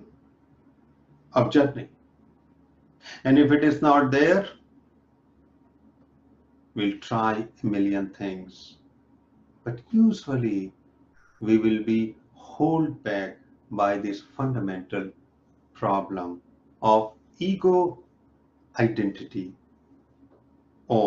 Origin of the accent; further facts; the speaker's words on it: India; now in North America; I'm from India, I'm living in North America